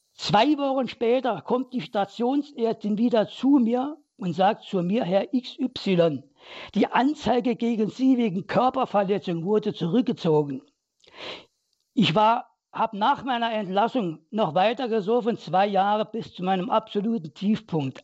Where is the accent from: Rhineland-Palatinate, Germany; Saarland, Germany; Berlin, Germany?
Saarland, Germany; ich bin im Kohlen, im Bergbaumilieu des Saarlandes aufgewachsen